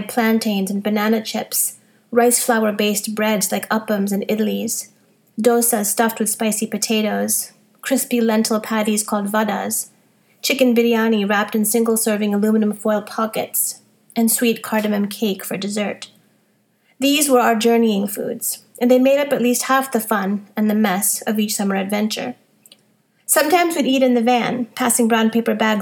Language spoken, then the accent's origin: English; Boston, Massachusetts, United States; When I was a little girl growing up in Boston